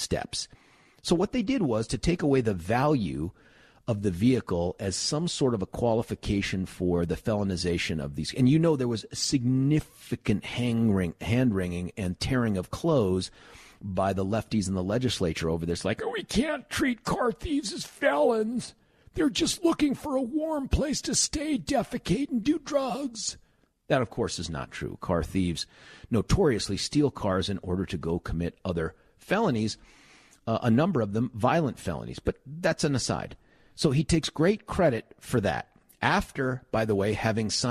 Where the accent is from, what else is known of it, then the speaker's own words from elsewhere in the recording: Lakewood, Colorado, United States; when I grew up here in Lakewood, Colorado